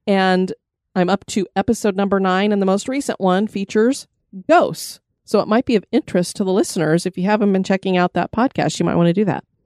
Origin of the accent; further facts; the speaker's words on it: Colorado, United States; I come from Colorado, which has planes